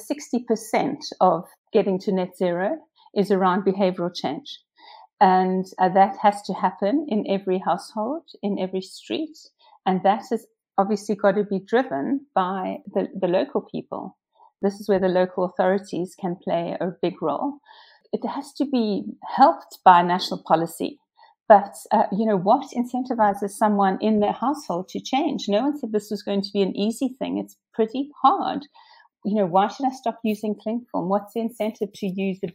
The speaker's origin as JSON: {"language": "English", "country": "South Africa", "moved": "as an adult", "lives_now": "Windsor and Maidenhead, United Kingdom", "said": "I come from South Africa. I left there when I was 30."}